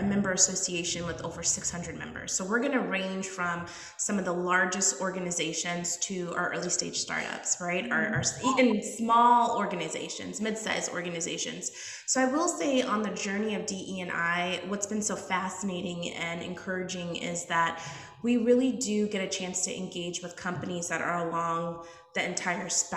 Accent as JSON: {"language": "English", "town": "Woodbury", "region": "Minnesota", "country": "United States", "tie": "born or raised there", "also_born_or_lived": "Washington, D.C.", "said": "I am traditionally from Minnesota, born and raised here. Grew up on the east side of the Twin Cities area, so in kind of the Woodbury, Maplewood area."}